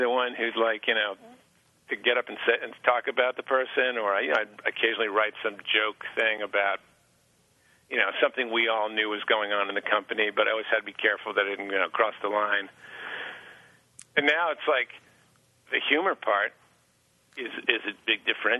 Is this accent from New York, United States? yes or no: yes; Long Island, New York, United States; moved away as an adult; now in Boston, United States; I grew up on Long Island in New York